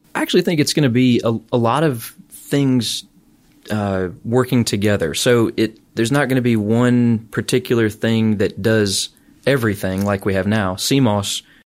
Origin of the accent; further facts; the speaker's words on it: St. Louis, Missouri, United States; also born or lived in Alabama / Ann Arbor, Michigan; now in Auburn, United States; I grew up in Saint Louis, Missouri.